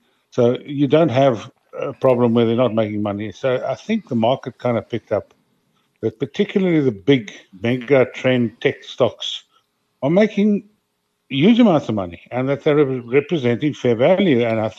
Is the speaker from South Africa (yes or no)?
yes; South Africa; So it's very difficult being a South African investment advisor